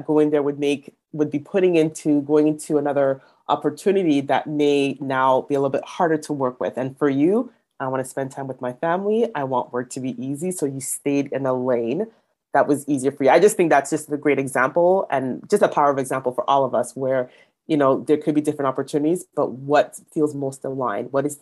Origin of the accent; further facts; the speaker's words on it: Canada; I'm a Canadian born in Canada, but my background is Nigerian